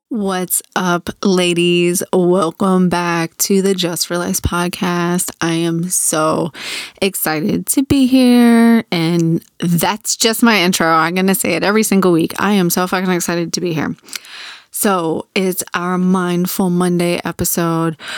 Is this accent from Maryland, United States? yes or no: no; Virginia Beach, Virginia, United States; 'Cause I grew up in Virginia Beach. I grew up on the ocean.